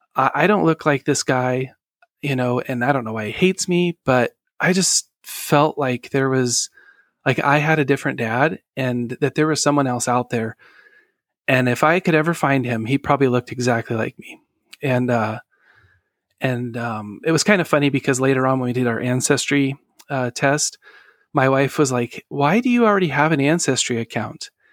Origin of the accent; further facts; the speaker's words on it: Sacramento, California, United States; I was born in November nineteen eighty-four in Sacramento, California